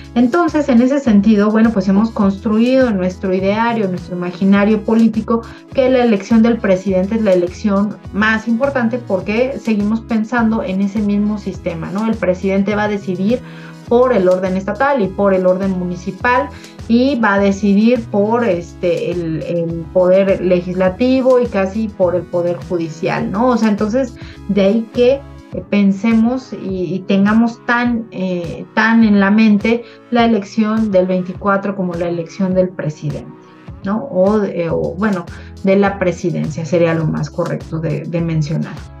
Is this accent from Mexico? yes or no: yes; Mexico; como Estado mexicano